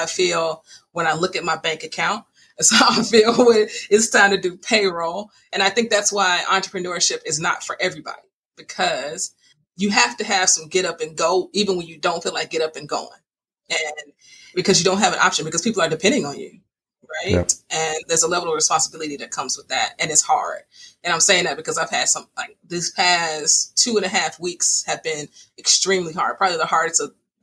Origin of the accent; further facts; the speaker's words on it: Chicago, Illinois, United States; I was raised by my mom and dad, south side of Chicago